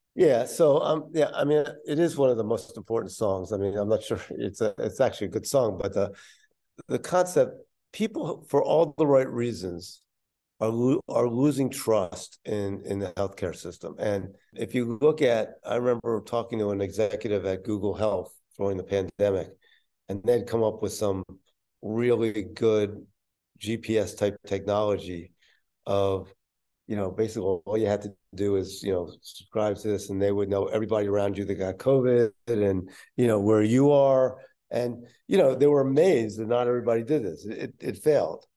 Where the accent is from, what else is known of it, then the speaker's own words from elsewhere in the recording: Philadelphia, Pennsylvania, United States; my hometown at that time in Philadelphia